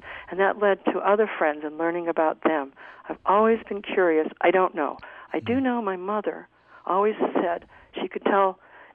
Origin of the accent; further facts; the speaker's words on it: Orono, Maine, United States; also born or lived in Boston, Massachusetts / Portland, Maine; now in Utah, United States; I grew up possibly as a minority in Orono, Maine.